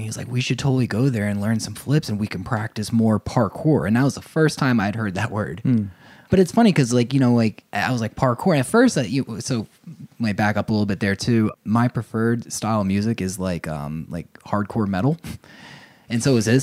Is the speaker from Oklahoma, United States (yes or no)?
no; Ocean Township, New Jersey, United States; moved away as an adult; now in Asheville, United States; I grew up in New Jersey